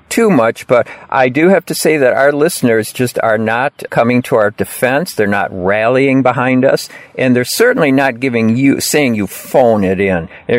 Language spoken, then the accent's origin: English; Lowell, Massachusetts, United States; Well, I did want to tell you, you know, a little bit of news from my hometown of Lowell.